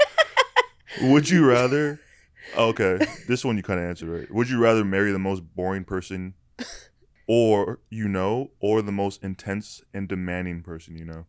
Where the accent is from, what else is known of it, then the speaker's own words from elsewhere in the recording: Canada; I'm Canadian